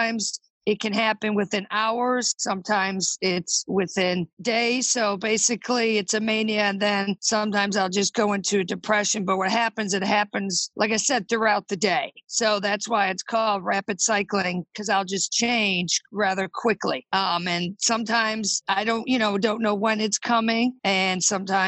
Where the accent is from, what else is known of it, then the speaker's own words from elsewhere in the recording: Buffalo, New York, United States; now in Richmond, United States; I'm originally from Buffalo, New York, but now I live in Richmond, Virginia